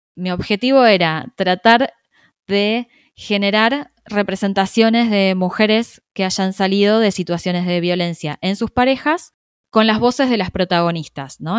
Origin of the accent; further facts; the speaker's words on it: Argentina; yo soy argentina, vivo en Buenos Aires